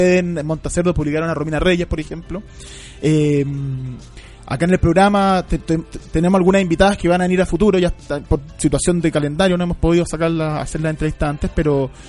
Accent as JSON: {"language": "Spanish", "country": "Chile", "said": "que somos chilenos"}